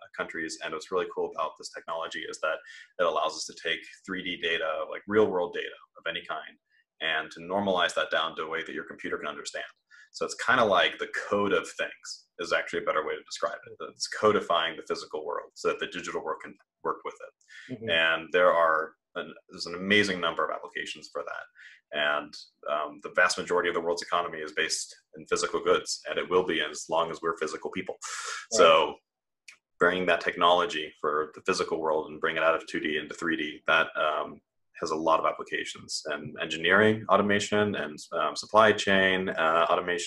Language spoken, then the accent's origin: English; Midwest, United States; moved away; also born or lived in Germany; I grew up in the Midwest, was homeschooled for most of it